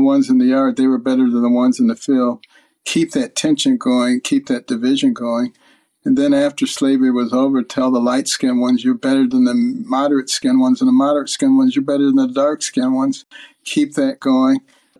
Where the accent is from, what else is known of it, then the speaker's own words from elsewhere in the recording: Detroit, Michigan, United States; also born or lived in Boston; I grew up in Detroit and Boston, Democrat strongholds. Then went to New Haven for college, the Democrat stronghold.